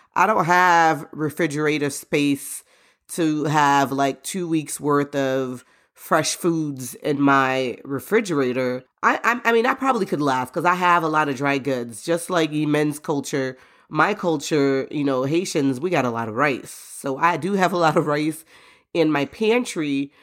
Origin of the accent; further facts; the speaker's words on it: Florida, United States; moved away; I grew up in Florida, and we're used to preparing for hurricanes